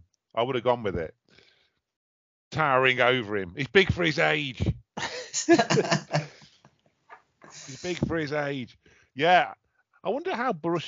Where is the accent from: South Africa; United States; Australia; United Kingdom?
United Kingdom; Derby, East Midlands; Derby, I do like, because that's my hometown, home city